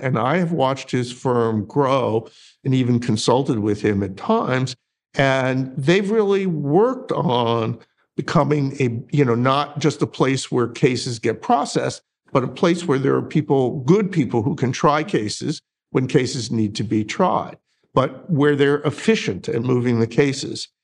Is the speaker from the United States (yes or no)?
yes; Northeast, United States; moved away as an adult; also born or lived in Colorado; now in North Carolina, United States; I grew up in the Northeast